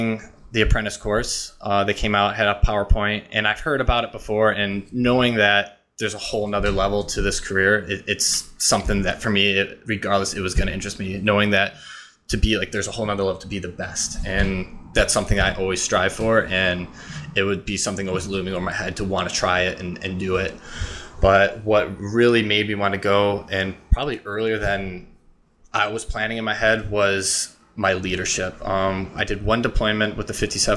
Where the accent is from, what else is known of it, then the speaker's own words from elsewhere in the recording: Illinois, United States; I grew up, I was born and raised in Illinois